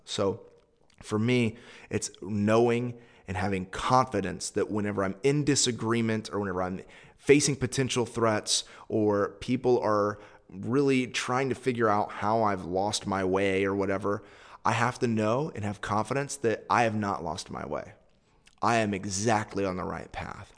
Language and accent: English; United States; I'm a Westerner. I'm an American.